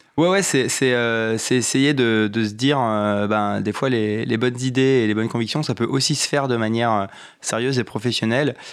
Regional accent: Val-d'Oise, Île-de-France, France; also born or lived in Compiègne / Saint-Étienne; now in Paris, France; j'ai grandi dans le petite ville du, Val d'Oise et après je fais mes études à Compiègne

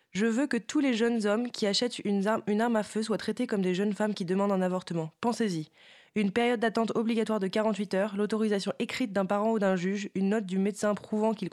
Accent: United States; Bah oui, en tant qu'Américain.

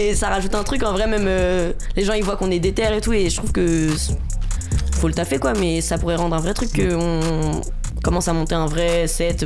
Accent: Paris, Île-de-France, France; on est du 20e. Donc on est ouais, à la moitié du 20e

